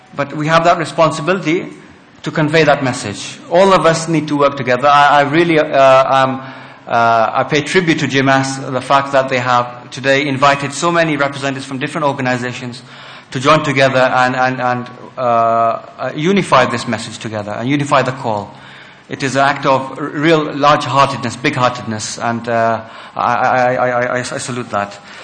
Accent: United Kingdom; we are British, we have our faith with Islam

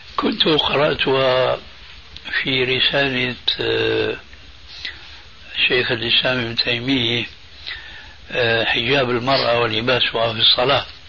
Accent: Damascus, Damascus Governorate, Syria; عندنا في دمشق

